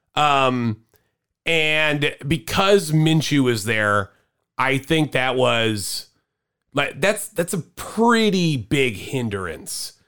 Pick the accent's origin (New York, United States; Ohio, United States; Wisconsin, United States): Wisconsin, United States; Cudahy; we're from Cudahy